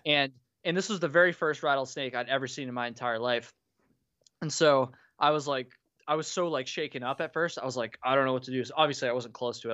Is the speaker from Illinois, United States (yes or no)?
no; Vermont, United States; grew up in Vermont, but my parents moved from Vermont to South Carolina